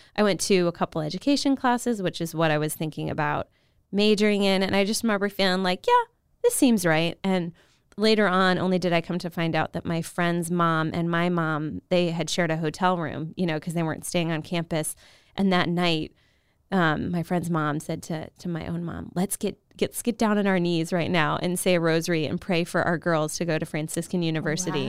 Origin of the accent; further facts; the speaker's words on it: Virginia, United States; moved away as an adult; from Virginia, so I went to a small Catholic high school